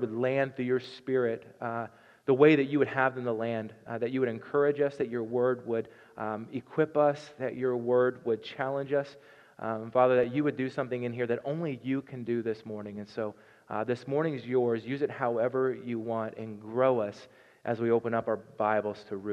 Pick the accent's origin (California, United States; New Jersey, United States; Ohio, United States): Ohio, United States; Southern; moved away as an adult; now in Nebraska, United States; I'm from Southern Ohio, and so God says y'all in my book